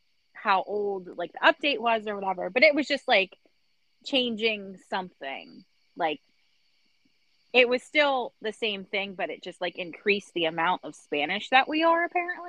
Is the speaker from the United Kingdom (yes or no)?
yes; Wales, United Kingdom; We're from Wales, which, I mean, it's not, like, that far off